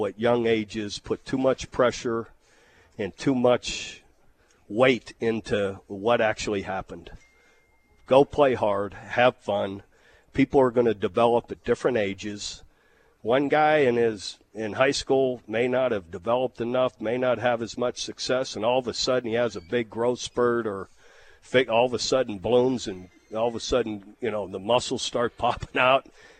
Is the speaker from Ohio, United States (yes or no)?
yes; Youngstown, Ohio, United States